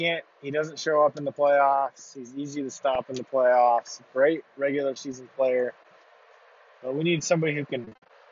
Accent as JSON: {"language": "English", "region": "Idaho", "country": "United States", "tie": "born or raised there", "also_born_or_lived": "Salt Lake City, Utah", "said": "I grew up in Salt Lake City until I was about 7, 8, and we moved up to Idaho"}